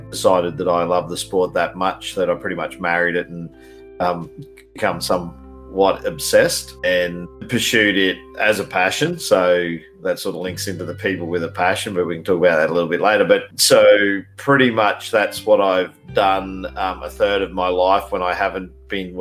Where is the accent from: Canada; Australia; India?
Australia; accent: Australian; also born or lived in Queensland, Australia; I'm a Australian by all accounts. You can hear the voice.